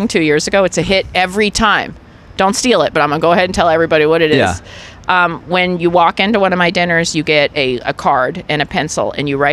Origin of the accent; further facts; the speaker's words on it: Johns Creek, Georgia, United States; moved away as an adult; now in New York, United States; when I moved to New York from Johns Creek, Georgia in 2010